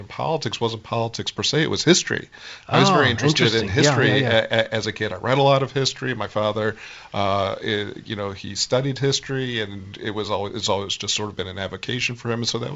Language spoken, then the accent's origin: English; Phoenix, Arizona, United States; I grew up in Phoenix, Arizona